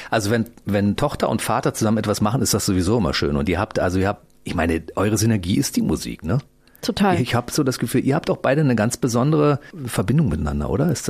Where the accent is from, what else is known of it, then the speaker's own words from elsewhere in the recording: East Germany, Germany; Ich bin aus dem Osten, ja.